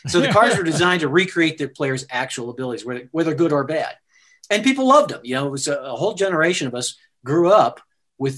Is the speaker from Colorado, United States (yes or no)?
no; Sparta, Wisconsin, United States; moved away; also born or lived in Davenport, Iowa; my hometown is Sparta, Wisconsin, is where I grew up, and very small town